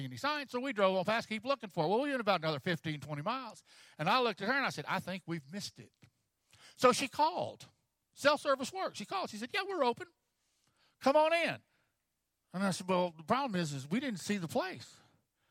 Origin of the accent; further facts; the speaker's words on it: Texas, United States; I'm from Texas